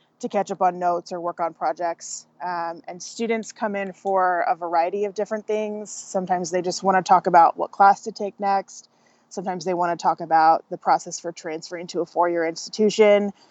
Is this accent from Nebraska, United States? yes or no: no; Vancouver, Washington, United States; moved away as an adult; also born or lived in Western North Carolina; I decided to move back to my hometown and got a job as an academic advisor at the community college where I got my associate's degree.